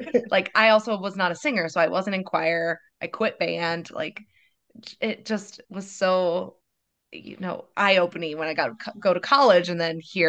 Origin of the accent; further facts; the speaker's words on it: Perry, Iowa, United States; Little small town, Perry, Iowa community theater.